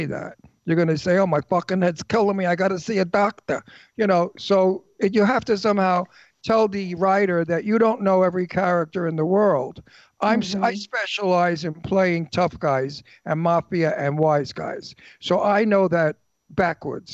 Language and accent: English; New York City, New York, United States; accent: Brooklyn; moved away; I'm from Brooklyn.